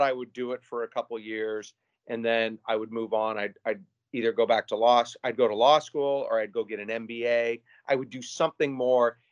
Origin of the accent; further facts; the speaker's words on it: Spokane, Washington, United States; also born or lived in Seattle / San Diego; now in Gig Harbor, United States; I grew up in Spokane, other side of the state